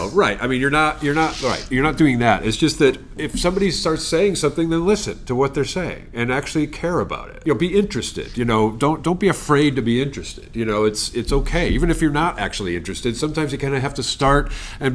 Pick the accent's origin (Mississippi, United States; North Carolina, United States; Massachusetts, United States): Massachusetts, United States; Longmeadow; I grew up in Longmeadow